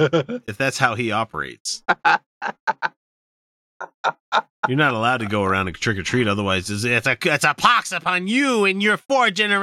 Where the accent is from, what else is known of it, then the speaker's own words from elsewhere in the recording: the Bible Belt, United States; I grew up in the Bible Belt.